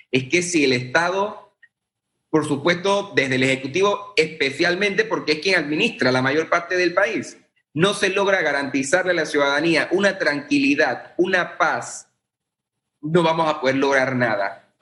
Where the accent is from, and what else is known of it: Panama